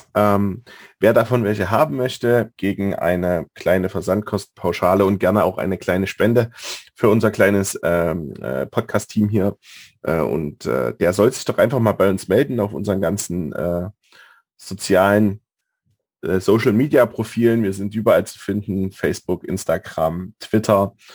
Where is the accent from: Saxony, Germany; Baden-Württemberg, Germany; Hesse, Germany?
Saxony, Germany; Leipzig; als äh, Leipziger und da ich auch aus dem äh, Norden oder im Norden tatsächlich aufgewachsen bin